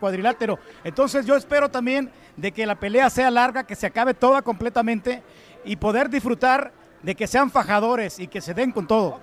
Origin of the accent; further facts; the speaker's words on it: Mexico; como mexicano